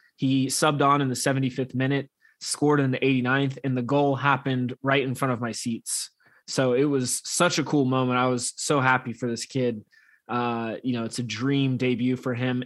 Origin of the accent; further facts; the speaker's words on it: United States; as an American